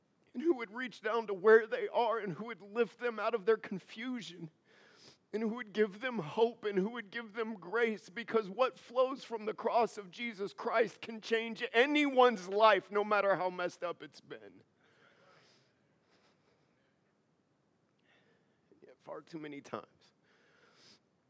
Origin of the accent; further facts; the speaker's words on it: United States; As an American